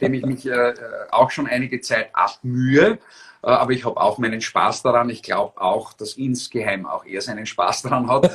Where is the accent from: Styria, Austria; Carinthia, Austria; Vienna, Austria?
Styria, Austria; Graz; in meiner Heimatgemeinde der Schlanzberg in Graz, in der zweitgrößten Stadt